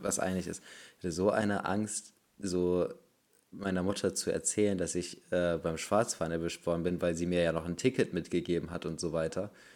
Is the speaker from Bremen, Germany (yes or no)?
yes; Bremen, Germany; bei uns in Bremen